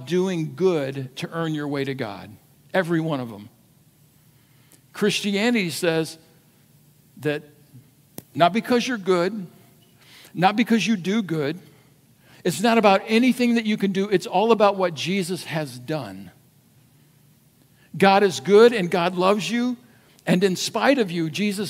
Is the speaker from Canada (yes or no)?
no; United States; as an American